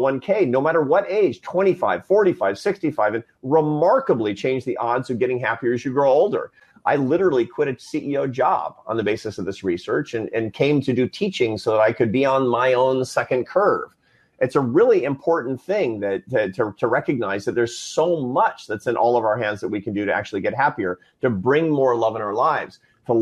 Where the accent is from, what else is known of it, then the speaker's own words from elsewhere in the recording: Seattle, Washington, United States; I was a Seattle Mariners fan growing up in Seattle